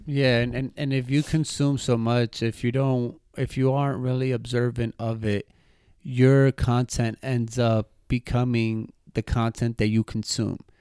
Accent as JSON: {"language": "English", "country": "United States", "said": "us that we're from the States"}